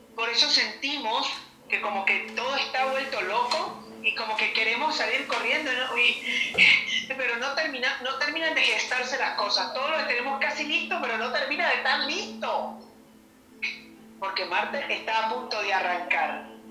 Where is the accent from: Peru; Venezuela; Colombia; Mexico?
Colombia; Medellín, Antioquia; aquí en mi país, Colombia, en Medellín, en este momento en mi ciudad